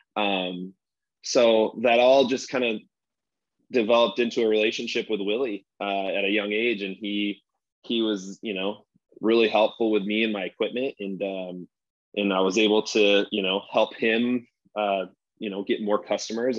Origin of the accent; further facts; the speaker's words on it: West Michigan, United States; born and bred in West Michigan